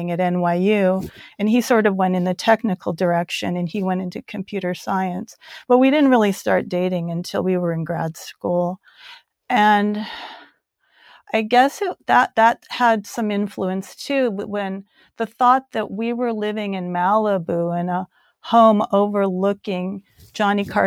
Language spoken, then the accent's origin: English; South Korea; also born or lived in Guam; just growing up in Korea, in post war Korea, growing up in Guam, you know